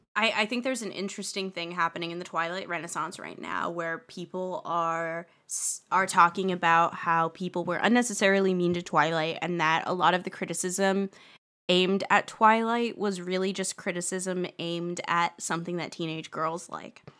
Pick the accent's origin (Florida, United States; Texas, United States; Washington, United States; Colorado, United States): Colorado, United States; Boulder; Boulder, but that's my hometown.